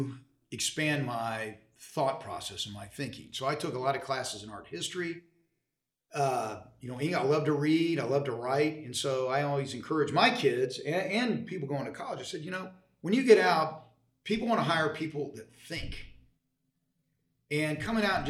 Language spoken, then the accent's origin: English; Dallas, Texas, United States; I grew up in Dallas. I tell people I've lived in the same zip code my entire life.